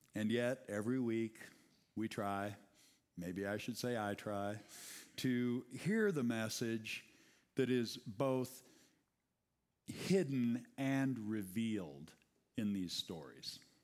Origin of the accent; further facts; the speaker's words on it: United States; English-speaking Americans